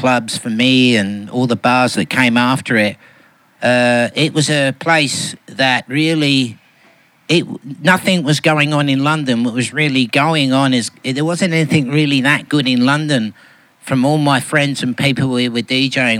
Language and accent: English; Melbourne, Victoria, Australia; I'm from Melbourne